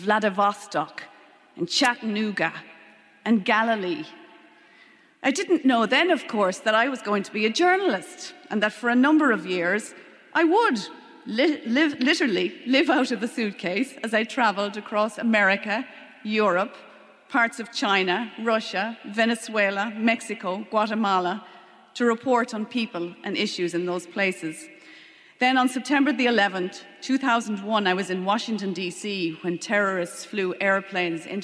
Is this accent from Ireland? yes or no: yes; Leitrim, Connacht, Ireland; born or raised there; also born or lived in London / Longford